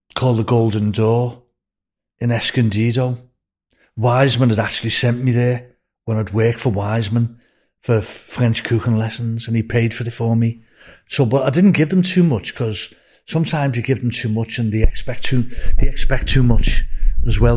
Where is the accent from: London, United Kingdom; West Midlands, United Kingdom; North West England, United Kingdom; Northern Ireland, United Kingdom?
North West England, United Kingdom; Liverpool; moved away as an adult